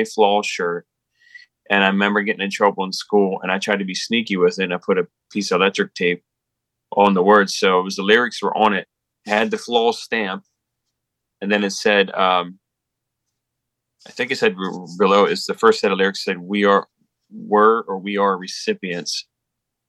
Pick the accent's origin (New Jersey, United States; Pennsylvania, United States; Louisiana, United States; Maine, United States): Pennsylvania, United States; South Hanover; it's in South Hanover, my hometown.